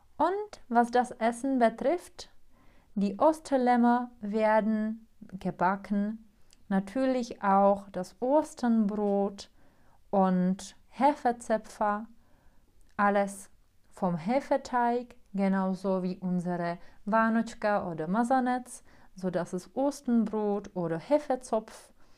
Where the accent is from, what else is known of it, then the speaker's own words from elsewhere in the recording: Czechia; German is a second language; bei uns in Tschechien